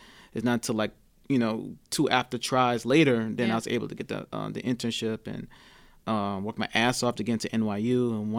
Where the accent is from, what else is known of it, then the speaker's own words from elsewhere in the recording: New York City, New York, United States; also born or lived in Gordon Heights, Long Island, New York; I grew up in hood. I grew up in Coney Island, and I grew up in Gordon Heights and Long Island. Two hoods, one urban, one suburban.